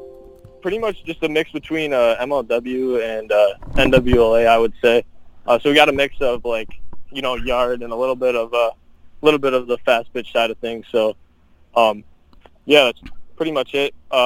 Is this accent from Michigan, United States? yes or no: yes; Bay City, Michigan, United States; We're from Bay City, Michigan, obviously, as you said.